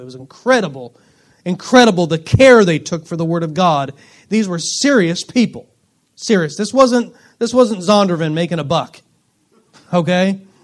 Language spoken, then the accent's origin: English; Springfield, Missouri, United States; I was born at Cox North Hospital in Springfield.